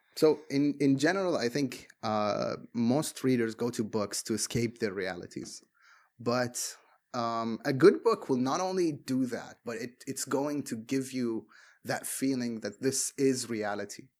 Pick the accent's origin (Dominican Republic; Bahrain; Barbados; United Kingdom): Bahrain; English is a second language; I am from Bahrain